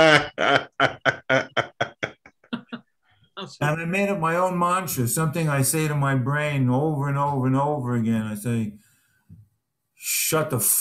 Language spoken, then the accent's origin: English; New York City, New York, United States; also born or lived in Los Angeles; now in South Carolina, United States; I'm coming from the Bronx originally